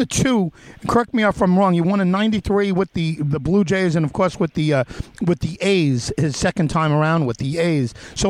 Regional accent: New York, United States; I'm a Yankee fan, and I'm a New Yorker.

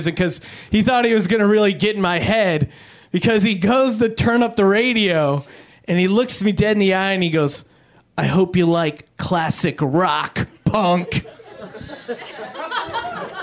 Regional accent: Pennsylvania, United States; moved away; I'm originally from Pennsylvania

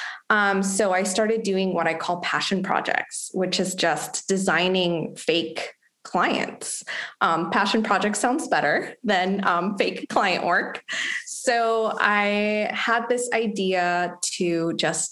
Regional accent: Mexico; moved away as an adult; also born or lived in Los Angeles, United States; now in United States; I'm actually from Mexico and I moved to the US when I was 21 for college

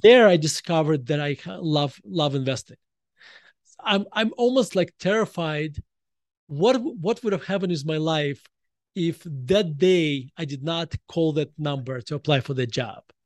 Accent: Russia; moved away as an adult; now in United States; when I was growing up in Russia

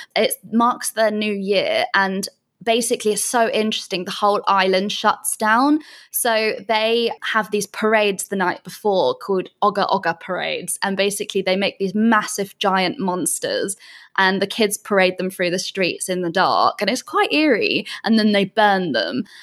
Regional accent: Bath, South West England, United Kingdom; moved away as an adult; also born or lived in London; now in Canggu, Indonesia; I'm originally from a place called Bath in England.

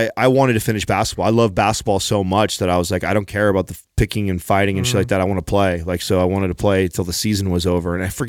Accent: California, United States; I had a little bit of teasing right out the gates because I was from California, and I was teased for you know, like people call me Mexican Quarter

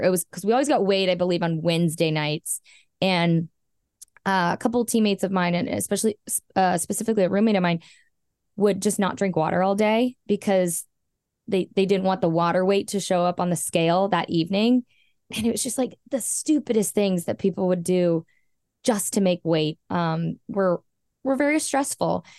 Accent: Southern California, United States; I was born in Southern California, born and raised

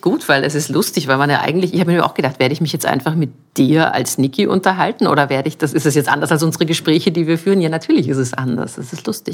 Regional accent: Munich, Bavaria, Germany; born or raised there; now in Vienna, Austria

